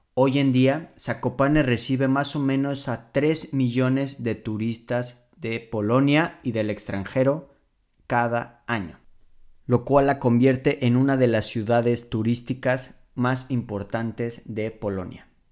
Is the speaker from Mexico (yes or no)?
yes; Mexico City, Mexico; moved away as an adult; now in Poland; mi ciudad natal